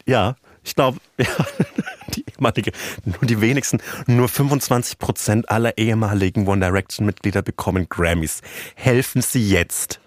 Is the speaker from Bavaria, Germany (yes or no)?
yes; rural Franconia, Bavaria, Germany; accent: Franconian; Und ich bin im ländlichen Franken aufgewachsen.